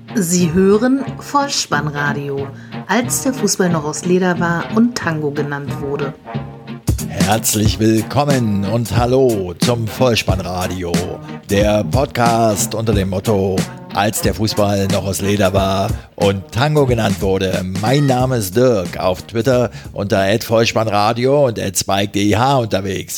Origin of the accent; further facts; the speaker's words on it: Berlin, Germany; als Berliner